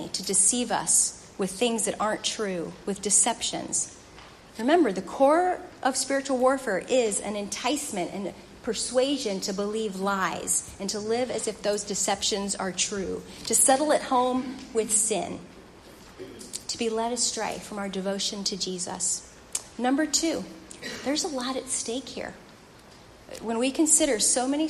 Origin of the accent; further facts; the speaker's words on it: St. Louis, Missouri, United States; That's my hometown.